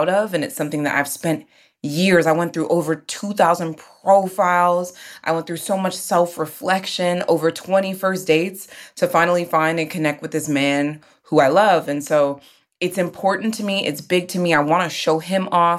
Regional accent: Houston, Texas, United States; now in New York, United States; I, too, am in New York. And, you know, I'm from Houston

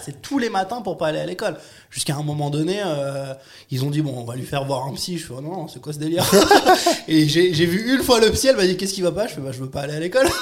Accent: Nice, Provence-Alpes-Côte d'Azur, France; moved away as an adult; now in Paris, France; je viens de Nice à la base

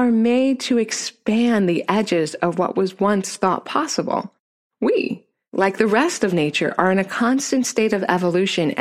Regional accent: Neptune, New Jersey, Pennsylvania, United States; I grew up in Neptune, New Jersey, and I was the only white girl in my class for the first 4 years of school until I moved

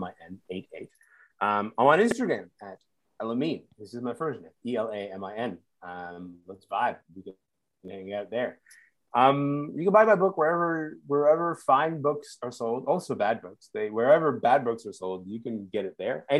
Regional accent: Kingston, Ontario, Canada; growing up in Kingston, but also being like coming from a background of being like a conservative Muslim

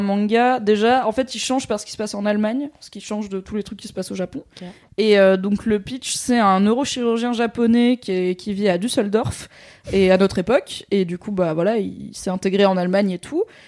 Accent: Valence, Auvergne-Rhône-Alpes, France; la médiathèque de là où j'ai grandi, à Valence, dans la Drôme

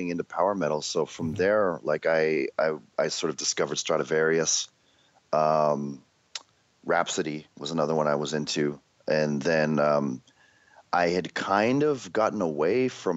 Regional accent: Canada; We had this show in Canada because we had Much Music as like our musical station

